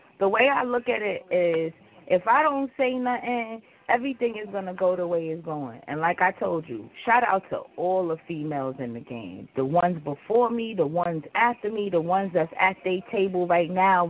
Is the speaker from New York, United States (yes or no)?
yes; New York, United States; I'm a New Yorker.